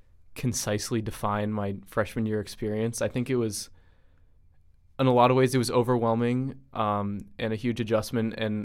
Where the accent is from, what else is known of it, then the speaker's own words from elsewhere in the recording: Providence, Rhode Island, United States; as Logan just introduced me as. I was born and raised in Providence, Rhode Island.